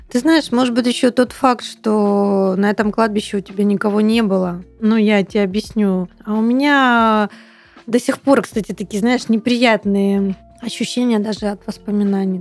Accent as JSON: {"language": "Russian", "town": "Temryuk", "region": "Krasnodar Krai", "country": "Russia", "moved": "yes"}